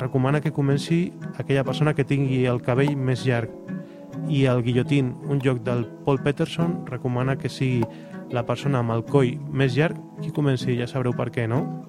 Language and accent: Catalan; Gavà, Catalonia, Spain; sóc membre d'una associació al meu poble a Gavà